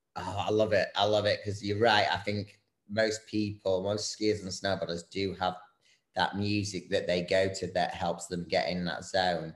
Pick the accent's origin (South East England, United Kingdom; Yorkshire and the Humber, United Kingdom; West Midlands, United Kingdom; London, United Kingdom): Yorkshire and the Humber, United Kingdom; Bradford; I'm actually from Bradford in the UK